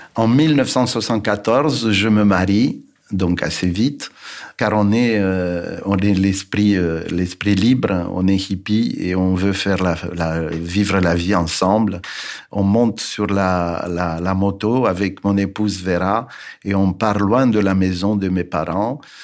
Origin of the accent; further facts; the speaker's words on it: Bucharest, Romania; French is a second language; moved away; Je suis né en 1951 à Bucarest, en Roumanie